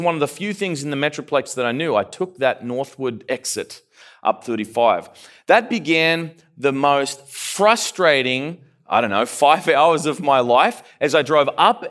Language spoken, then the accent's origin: English; Australia; also born or lived in Canada; I'm from further south. I'm from Australia. The funny thing is I lived in Canada for a while too. So my accent's kind of all messed up.